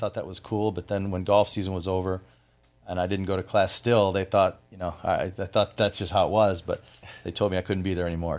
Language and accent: English; Flint, Michigan, United States; moved away as an adult; also born or lived in Orlando, Florida; now in Florida, United States; I am from Flint, Michigan